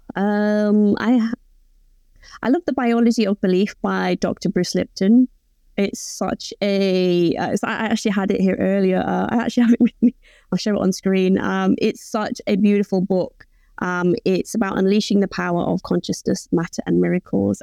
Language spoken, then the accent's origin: English; England, United Kingdom; accent: English; now in Melbourne, Australia; obviously you can tell I'm, I'm English, so I come from England, but now I live in Melbourne